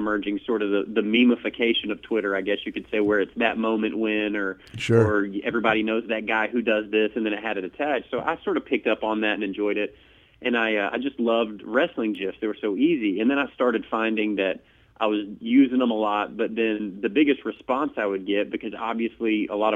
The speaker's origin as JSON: {"language": "English", "country": "United States", "said": "I was from the States"}